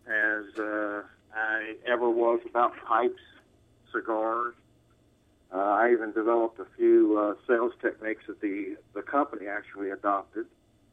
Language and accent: English; Houston, Texas, United States; I grew up here in Houston, Texas